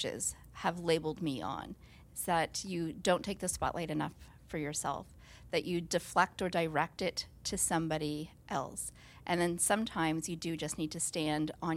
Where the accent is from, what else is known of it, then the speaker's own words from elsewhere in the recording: Nova Scotia, Canada; moved away; I'm from Nova Scotia